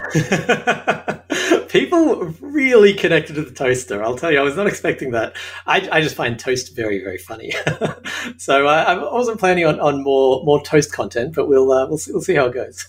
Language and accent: English; Australia; accent: Australian; moved away as an adult; now in Hollywood, United States; As you can tell from my accent, I'm Australian